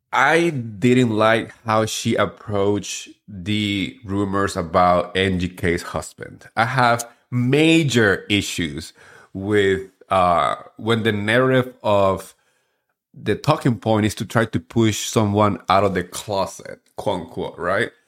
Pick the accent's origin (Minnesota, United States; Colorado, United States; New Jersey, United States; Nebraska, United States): New Jersey, United States; I'm from Jersey